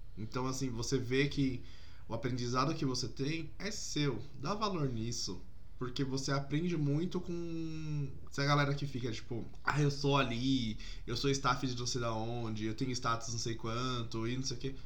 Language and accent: Portuguese; São Paulo, Brazil; also born or lived in Sorocaba; Eu sou paulista mesmo, nasci e criado.